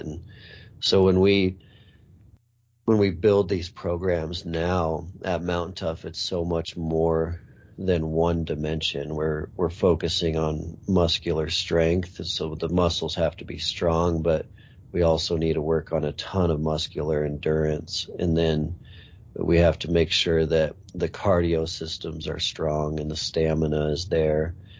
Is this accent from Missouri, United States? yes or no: no; Montana, United States; I grew up in Montana